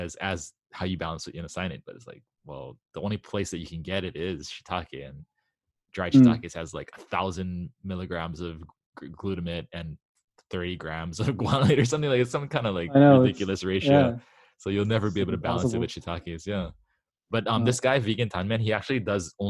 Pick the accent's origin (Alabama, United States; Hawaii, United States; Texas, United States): Hawaii, United States; I grew up in Hawaii